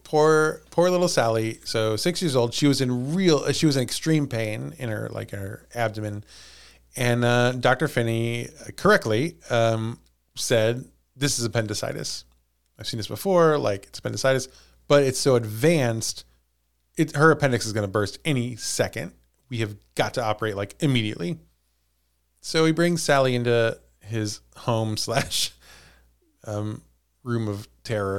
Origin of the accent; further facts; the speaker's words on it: Missouri, United States; we're from Missouri.